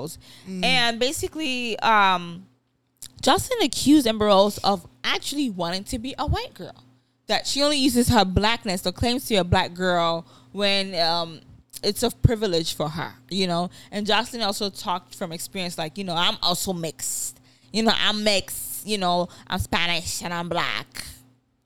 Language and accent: English; Nigeria; as a Nigerian or as African